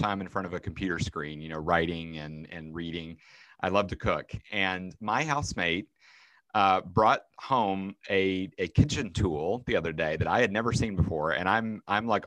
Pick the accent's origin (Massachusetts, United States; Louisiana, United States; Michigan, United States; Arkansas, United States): Arkansas, United States; also born or lived in Chicago / Minneapolis / Midwest; now in Pittsburgh, United States; I grew up in Arkansas